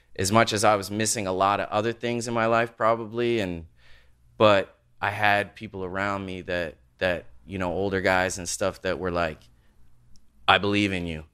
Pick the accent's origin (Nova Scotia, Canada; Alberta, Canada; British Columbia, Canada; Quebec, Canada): Nova Scotia, Canada; I grew up in Nova Scotia, like, out in the country